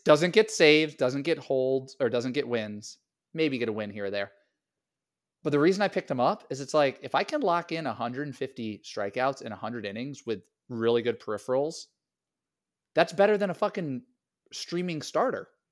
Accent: Niantic, Connecticut, United States; I played for Niantic, Connecticut Legion

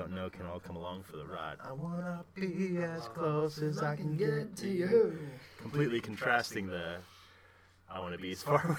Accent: Atlanta, Georgia, United States; The Donald Glover, my hometown Atlanta, baba.

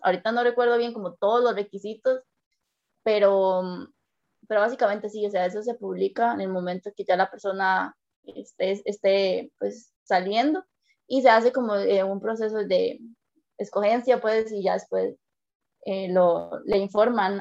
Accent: San Carlos, Alajuela, Costa Rica; Yo soy de la zona de San Carlos

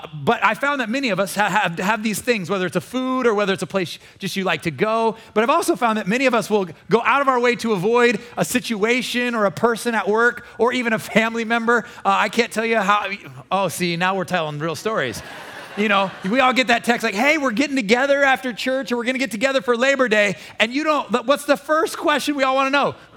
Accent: Omaha, Nebraska, United States; moved away as an adult; I came from Omaha, Nebraska

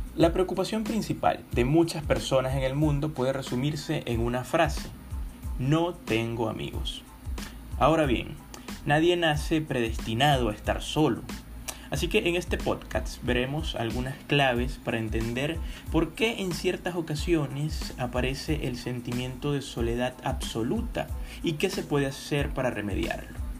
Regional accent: Venezuela; soy venezolano

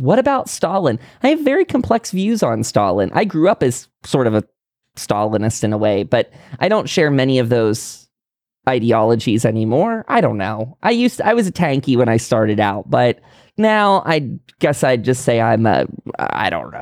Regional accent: United States; as an American

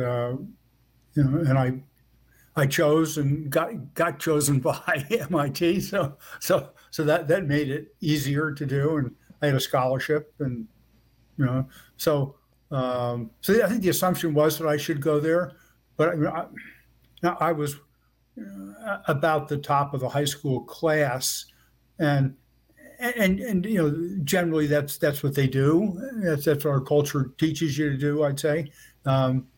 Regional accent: Elizabeth, New Jersey, United States; I grew up in Elizabeth, New Jersey, which is right across the river from New York City

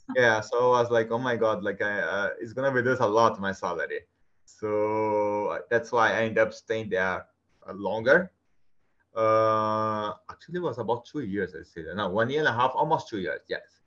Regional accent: Brazil; first language Portuguese; English is a second language; moved away as an adult; now in Canada; I'm from Brazil.

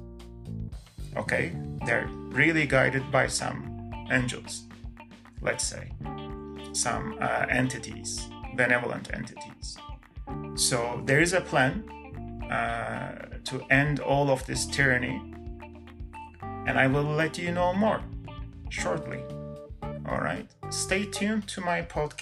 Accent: Canada; I'm not American, I'm Canadian

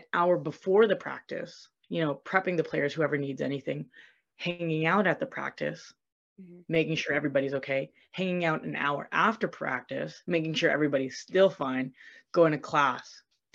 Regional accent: Vancouver, British Columbia, Canada; moved away as an adult; now in Brampton, Canada; I'm from Vancouver, BC

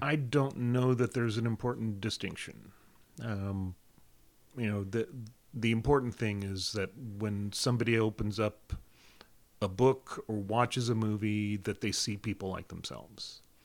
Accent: South Carolina, United States; I spent my teen years, um, in South Carolina, uh, middle school, junior high, high school, starting college, South Carolina

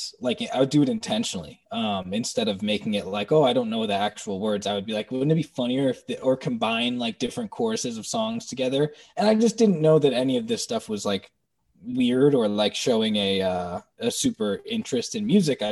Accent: New Jersey, United States; growing up in New Jersey

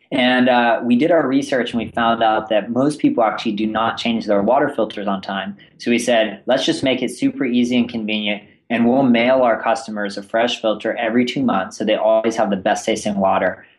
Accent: Northern California, United States; also born or lived in East Coast; born and raised in Northern California

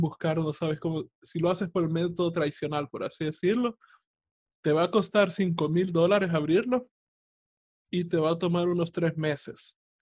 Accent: El Salvador; en mi país, El Salvador

